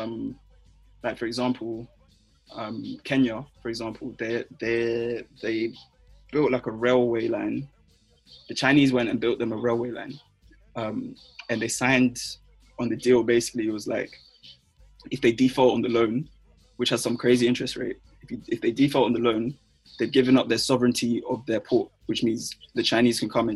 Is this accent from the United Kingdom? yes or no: yes; London, United Kingdom; I was born and raised in London